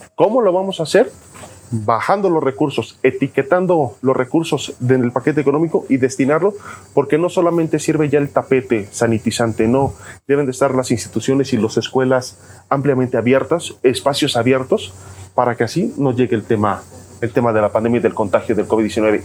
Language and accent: Spanish; Jiutepec, Morelos, Mexico; nací en Jutepec, soy de Jutepec